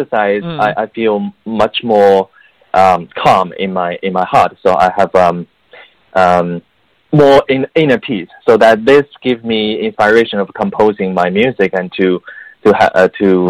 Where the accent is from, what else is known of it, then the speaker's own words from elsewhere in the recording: Beijing, China; English is a second language; moved away as an adult; also born or lived in United Kingdom; now in United States; I grew up in Beijing, China. So at the same time, mm-hmm. You know, English is not my native language